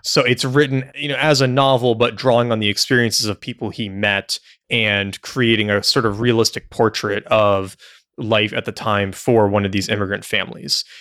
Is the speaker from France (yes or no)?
no; United States; as an American